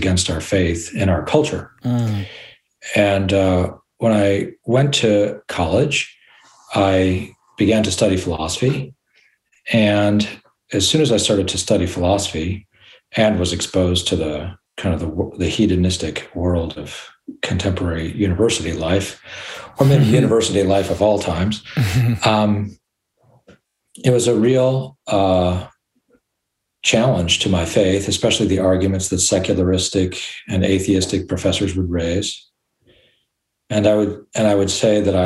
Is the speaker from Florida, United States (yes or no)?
no; Detroit, Michigan, United States; I grew up in Michigan in the suburbs of Detroit